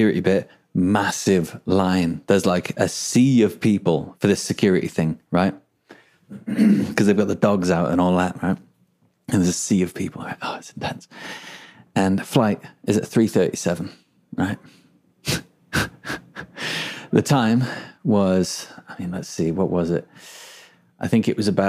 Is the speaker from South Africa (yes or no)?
no; England, United Kingdom; moved away; also born or lived in Melbourne, Australia; I'm English, right? Pulled the English card. Look, mate, I am English